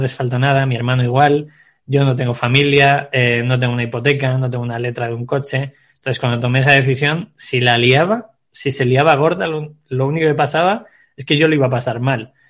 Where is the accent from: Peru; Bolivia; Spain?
Spain; Segovia, Castile and León; soy un chico nacido en Segovia